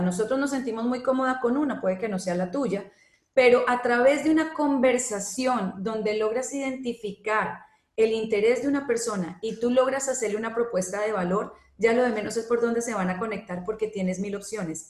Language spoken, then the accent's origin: Spanish; Colombia; now in Panama; en Colombia, por ejemplo, que es de donde yo soy